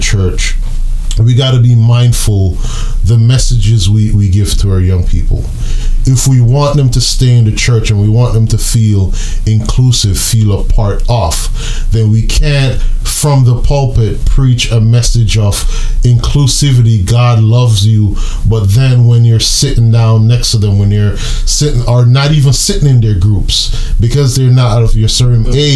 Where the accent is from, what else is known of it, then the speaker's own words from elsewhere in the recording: Jamaica; moved away; also born or lived in New York; I'm Jamaican.